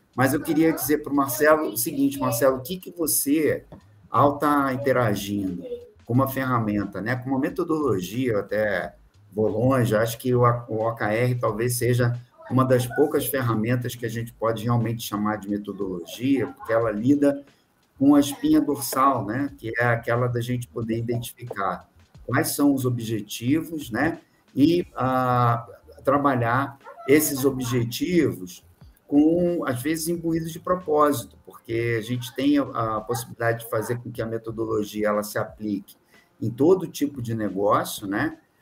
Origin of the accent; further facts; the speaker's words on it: Rio de Janeiro, Brazil; moved away as an adult; also born or lived in São Paulo / Espírito Santo; now in Minas Gerais, Brazil; eu sou carioca que está aqui em Minas Gerais